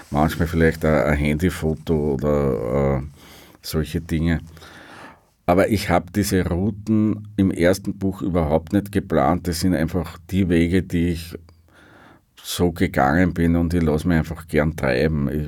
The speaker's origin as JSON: {"language": "German", "region": "Upper Austria", "country": "Austria", "said": "weil ich gesagt habe, für mich ist äh, als Oberösterreicher ist Wien so ein bisschen wie damals Westberlin."}